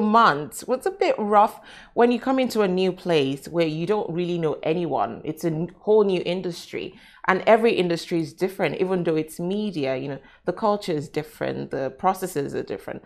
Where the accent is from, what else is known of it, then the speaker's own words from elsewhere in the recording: Nigeria; now in Dubai, United Arab Emirates; I'm Nigerian, I'm African.